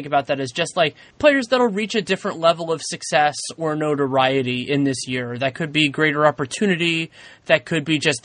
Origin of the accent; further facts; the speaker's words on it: West Coast, United States; I'm somebody who was born and raised on the West Coast